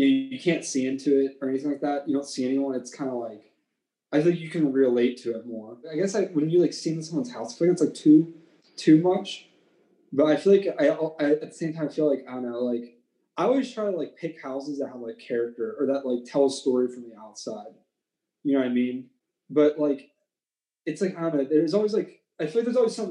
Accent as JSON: {"language": "English", "town": "Chippewa", "country": "United States", "tie": "born or raised there", "said": "where I grew up in Chippewa, we have this town that's like a part of our school district"}